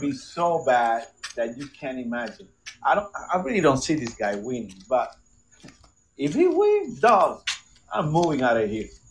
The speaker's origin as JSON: {"language": "English", "country": "Puerto Rico", "tie": "born or raised there", "moved": "yes", "lives_now": "United States", "said": "I was raised in Puerto Rico"}